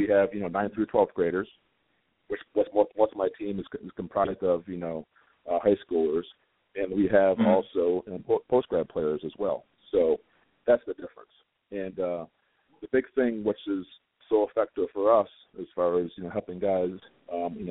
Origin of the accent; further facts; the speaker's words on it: Ohio, United States; I've known kids from my hometown here